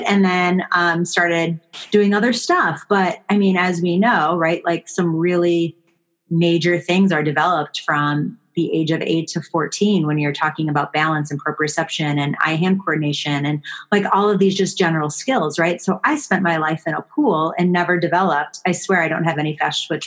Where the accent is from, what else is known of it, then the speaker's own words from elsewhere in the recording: Buffalo, New York, United States; I grew up in Buffalo, New York.